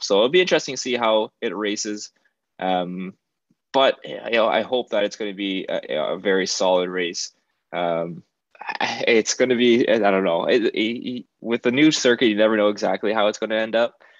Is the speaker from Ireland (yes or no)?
no; Canada; as a Canadian